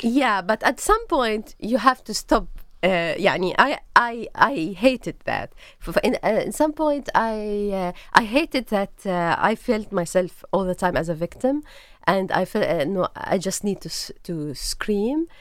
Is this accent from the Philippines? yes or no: no; Jordan; English is a second language; moved away as an adult; also born or lived in Beirut, Lebanon / Tunis, Tunisia / Nablus, Palestine / Ramallah, Palestine; now in Jerusalem; I grew up in Jordan